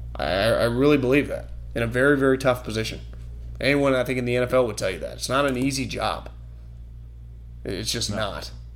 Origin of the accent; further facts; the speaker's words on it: Davis, California, United States; we had this growing up in Davis